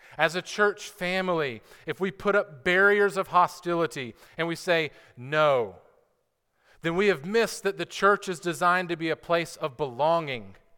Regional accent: United States; as an American citizen

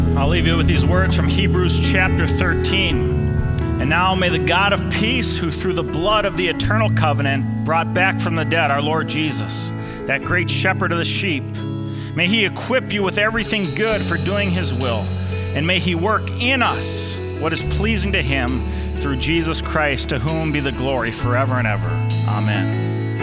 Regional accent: Twin Cities, Minnesota, United States; the ones I grew up under here in the Twin Cities

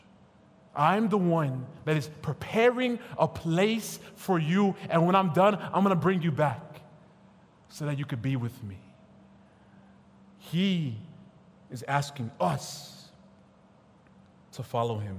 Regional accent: United States; my parents were born in Nigeria, I was born in America, like the realest African-American

